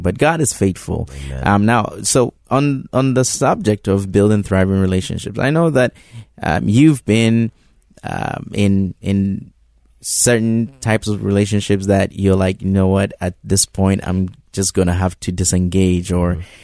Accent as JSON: {"language": "English", "country": "Ghana", "tie": "born or raised there", "moved": "yes", "said": "Reverend Mark and I um, go all the way back to high school, and um, you know, growing up in Ghana"}